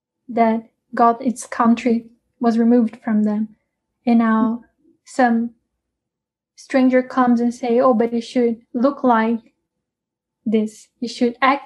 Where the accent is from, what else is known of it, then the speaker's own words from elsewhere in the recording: Brazil; we are from Brazil